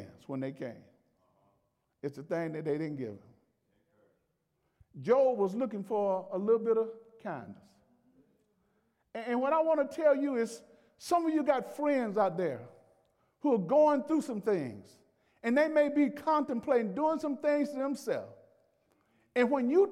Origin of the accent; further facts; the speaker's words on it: Alabama, United States; I'm from Alabama